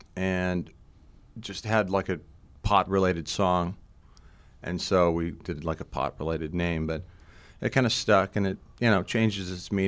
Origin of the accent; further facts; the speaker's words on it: Portland, Oregon, United States; also born or lived in Pittsburgh, Pennsylvania; now in Humboldt County, United States; Portland, pretty much. I'm from Pittsburgh, but, you know, moved out here when I was a kid